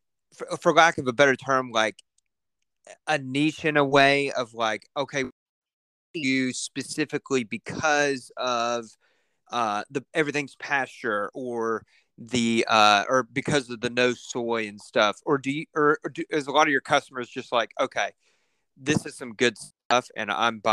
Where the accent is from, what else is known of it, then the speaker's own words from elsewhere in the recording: Lexington, Kentucky, United States; now in Georgetown, United States; I'm born and raised in Lexington. I now live in Georgetown